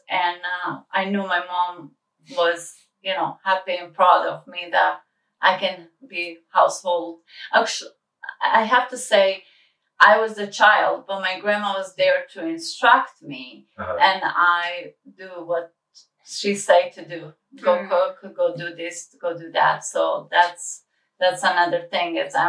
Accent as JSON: {"language": "English", "town": "Kozarac", "region": "Republika Srpska", "country": "Bosnia & Herzegovina", "tie": "born there", "said": "Yes, I was born in Bosnia in a small town called Kozarac."}